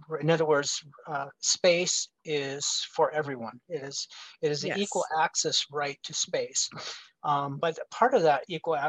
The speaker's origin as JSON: {"language": "English", "area": "Oneida Indian Reservation", "region": "Wisconsin", "country": "United States", "tie": "born or raised there", "said": "Well, I'm Oneida. I grew up on the Oneida Indian Reservation in Wisconsin. I went to school on the reservation with them when I was really, really little."}